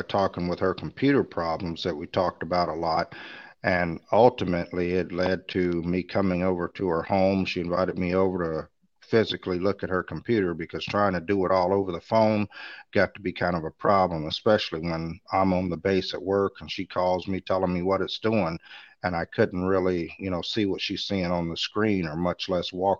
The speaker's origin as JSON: {"language": "English", "town": "Orlando", "region": "Florida", "country": "United States", "tie": "born or raised there", "said": "that was my hometown"}